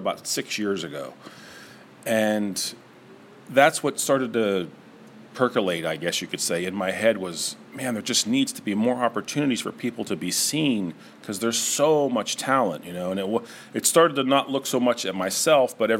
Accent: Niles, Ohio, United States; also born or lived in Rochester; I'm an artist from the area. I grew up in Niles, went to Howland High School, graduated from YSU in the 90s

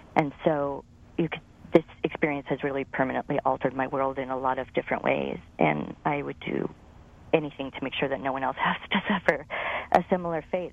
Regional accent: Napa, California, United States; now in Sacramento, United States; I was raised in Napa

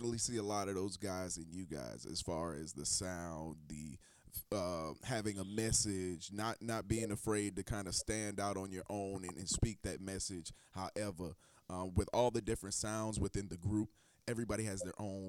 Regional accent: Charleston, South Carolina, United States; I'm originally from Charleston, man. South Carolina

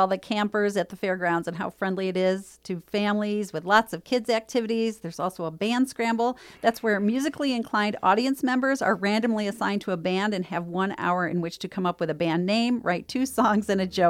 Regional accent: New York, United States; moved away; I'm an Italian from New York

